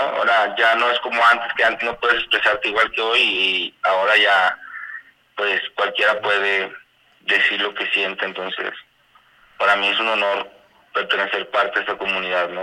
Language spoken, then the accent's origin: Spanish; Guadalajara, Jalisco, Mexico; moved away as an adult; now in Arandas, Mexico; yo soy de Guadalajara, yo nací allá, yo allá crecí, yo ya viví toda mi vida